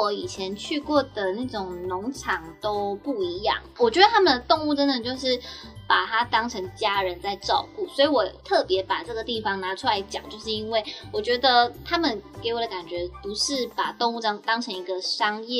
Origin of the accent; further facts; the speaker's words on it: Nantou County, Taiwan; 我差不多就是会在我们我老家吧，在南投的山上。但我想说，我家南投会不会没有人要来？因为我自己都没有很想回去，太远了。